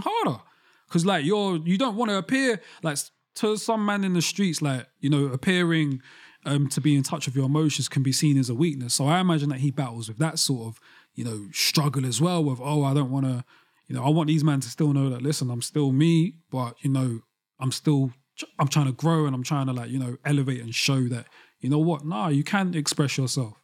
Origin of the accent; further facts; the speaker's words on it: London, United Kingdom; especially as a young black boy growing up in London